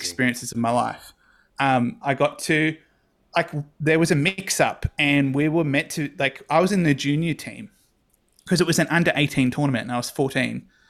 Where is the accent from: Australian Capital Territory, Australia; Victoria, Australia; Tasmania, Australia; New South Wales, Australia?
New South Wales, Australia; Campbelltown; grew up in Campbell Town, specifically the suburb of Rose Meadow for the first nineteen, twenty years of my life.